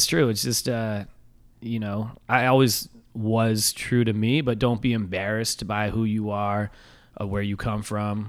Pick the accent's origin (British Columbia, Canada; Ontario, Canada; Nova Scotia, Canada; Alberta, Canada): Nova Scotia, Canada; Halifax; now in Toronto, Canada; I was born in Halifax, right?